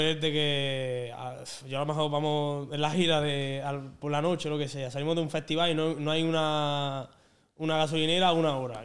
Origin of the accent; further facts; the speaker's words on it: Andalusia, Spain; aquí somos así, somos de esta manera